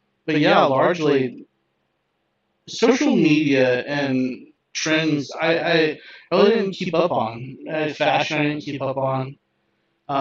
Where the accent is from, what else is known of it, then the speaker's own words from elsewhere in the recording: Kansas, United States; I grew up in the middle of nowhere, Kansas.